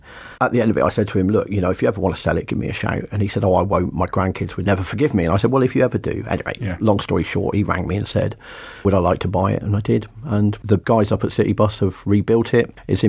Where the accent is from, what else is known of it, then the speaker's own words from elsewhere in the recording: St Ives, South West England, United Kingdom; also born or lived in Bideford / Torrington / Exmouth; I describe myself as a West Country boy. I was born in Biddeford in North Devon, but I never really lived there. My dad worked for Barclays Bank and got moved around from place to place.